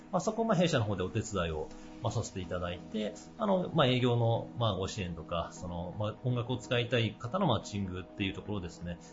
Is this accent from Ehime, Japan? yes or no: no; Okayama, Japan; 地元岡山